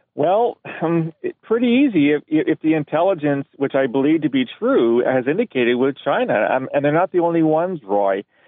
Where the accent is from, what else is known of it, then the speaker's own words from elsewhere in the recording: Canada; as a Canadian